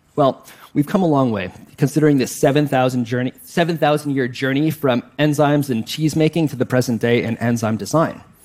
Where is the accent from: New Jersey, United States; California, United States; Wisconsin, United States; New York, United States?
Wisconsin, United States; I grew up in Wisconsin, so of course I like cheese and the Green Bay Packers